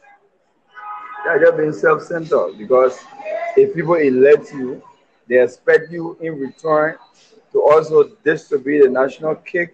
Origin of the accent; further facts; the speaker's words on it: Liberia; I'm from Liberia.